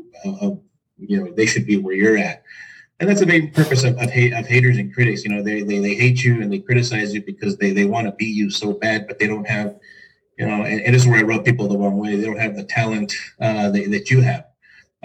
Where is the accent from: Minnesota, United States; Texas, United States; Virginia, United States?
Texas, United States; El Paso; I'm from El Paso, Texas